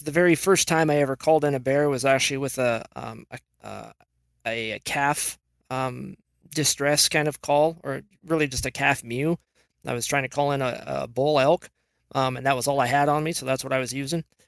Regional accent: Washington, United States; I was born and raised in Washington

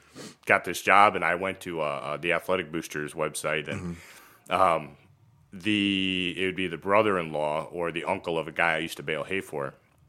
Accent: Cygnet, Ohio, United States; I grew up in Cygnet.

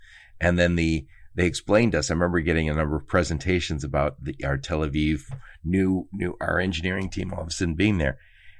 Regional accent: Dearborn, Michigan, United States; I grew up in Michigan, and I grew up in Dearborn, Michigan.

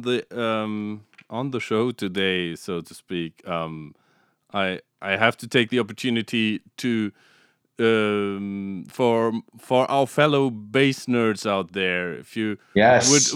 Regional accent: Stuttgart, Baden-Württemberg, Germany; now in Munich, Germany; I'm from Germany, from Southern Germany. I live in Munich but I grew up in Stuttgart

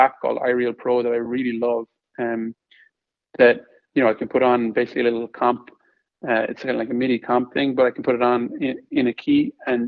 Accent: Ireland; moved away; I'm Irish.

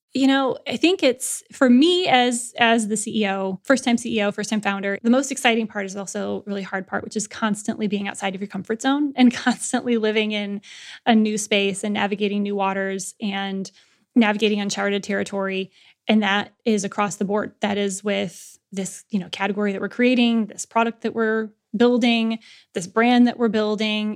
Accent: Lansing, Michigan, United States; modest upbringing and Midwestern, you know, Lansing, Michigan

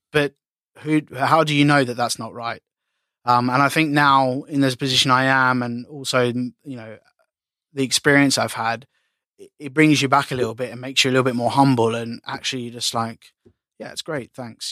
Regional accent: Australia; being Aussie

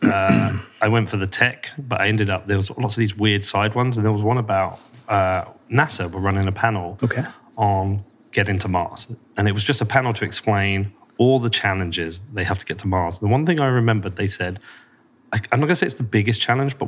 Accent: United Kingdom; I'm British

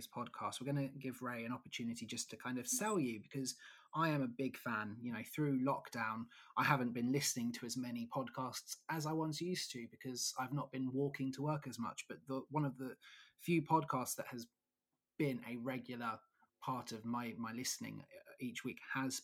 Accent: Eastbourne, South East England, United Kingdom; I'm from Eastbourne, so the other side of Brighton.

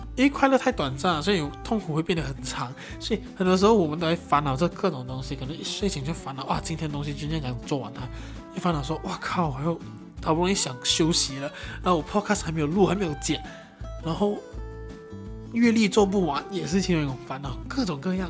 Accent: Johor Bahru, Johor, Malaysia; 以新山来讲的话，就是柔佛，马来西亚柔佛新山，我的家乡

